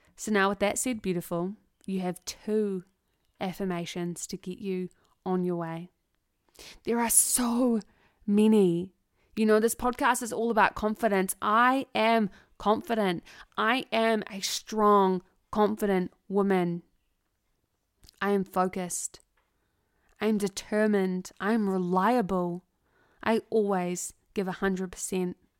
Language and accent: English; New Zealand; as two Kiwi girls